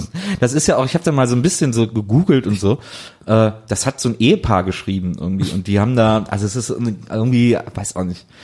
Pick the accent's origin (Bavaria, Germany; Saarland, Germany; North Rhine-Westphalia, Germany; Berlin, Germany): North Rhine-Westphalia, Germany; Wesseling; ich komme ja aus Wesseling zwischen Köln und Bonn